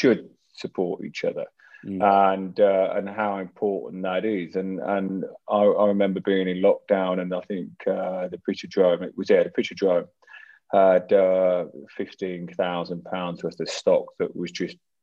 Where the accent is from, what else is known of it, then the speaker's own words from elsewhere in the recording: Northampton, East Midlands, United Kingdom; growing up in Northampton